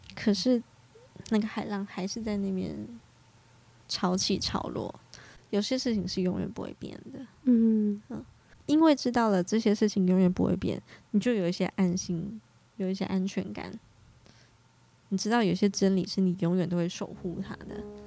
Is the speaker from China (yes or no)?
no; Hualien County, Taiwan; 我花莲人我也是见过猴子的